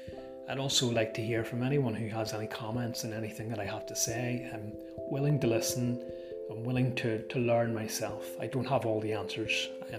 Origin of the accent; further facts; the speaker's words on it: Northern Ireland, United Kingdom; obviously by the sound of my accent it wouldn't be too hard to guess, if you don't already know, that yes, I am from the country of Ireland and from the north of that island.